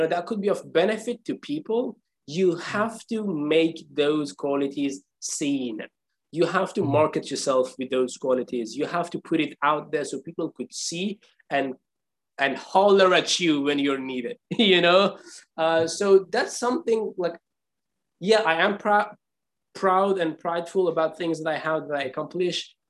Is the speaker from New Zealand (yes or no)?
no; Iran; I'm from Iran. Persian people are prideful people. You know, we had 2,500 years of history of civilization